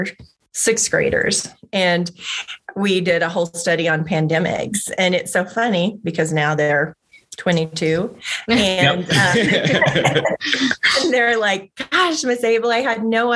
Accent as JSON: {"language": "English", "region": "Oklahoma", "country": "United States", "tie": "born or raised there", "moved": "yes", "said": "I grew up in Oklahoma, where all my family still remains"}